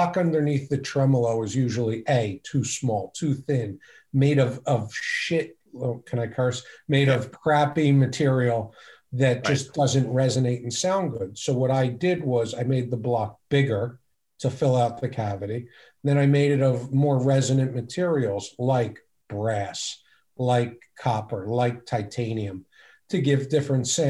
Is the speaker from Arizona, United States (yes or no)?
no; Philadelphia, Pennsylvania, United States; also born or lived in Abington, Pennsylvania; I grew up in Northeast Philadelphia